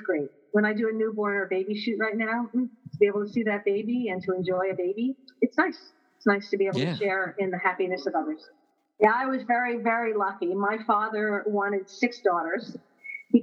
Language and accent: English; Edison, New Jersey, United States; also born or lived in Princeton, New Jersey; I grew up in Edison, and my family moved down to Princeton